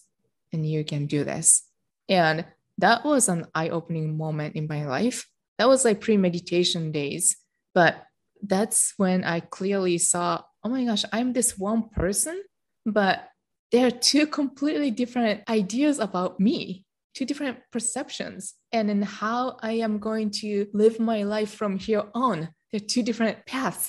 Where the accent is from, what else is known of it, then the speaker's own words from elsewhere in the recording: Japan; moved away; My childhood was very protected growing up in Japan